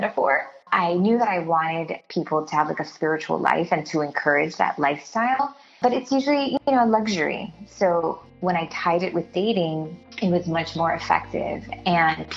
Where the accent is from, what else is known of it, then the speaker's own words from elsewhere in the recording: Miami, Florida, United States; I grew up in Miami. My parents are Cuban, so I had like a very traditional kind of Cuban upbringing.